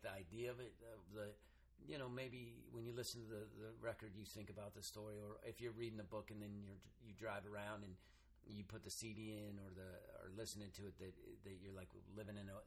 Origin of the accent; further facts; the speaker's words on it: Reno, Nevada, United States; I grew up in Reno